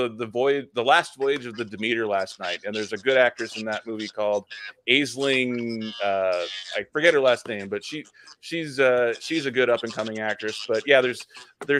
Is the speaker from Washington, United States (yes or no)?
yes; Seattle, Washington, United States; I'm from Seattle